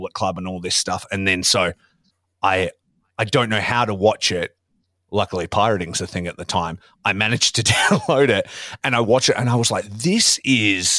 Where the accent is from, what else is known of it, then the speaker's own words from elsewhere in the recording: Australia; growing up in Australia